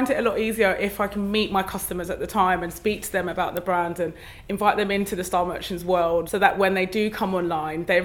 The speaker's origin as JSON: {"language": "English", "region": "London", "country": "United Kingdom", "said": "I'm from East London, so there's loads of venues"}